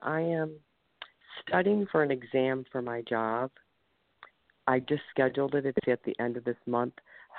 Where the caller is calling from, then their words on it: Ohio, United States; I'm calling from Ohio.